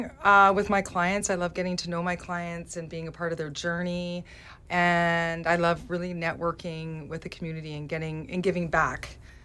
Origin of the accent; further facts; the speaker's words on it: Burnaby, British Columbia, Canada; also born or lived in Langley / Cloverdale; now in Mission, Canada; So quickly, I was born in Langley, BC. And then I guess I grew up in my childhood life in Burnaby, and then my early adult life in Cloverdale. And then 8 years ago, I made my way to Mission.